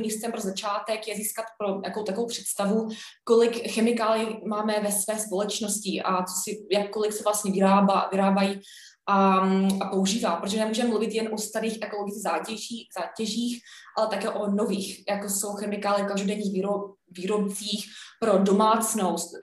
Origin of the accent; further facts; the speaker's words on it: Canada; now in Czech Republic; já jsem vyrůstala v Kanadě, já jsem kanaděnka, a mluvím česky samozřejmě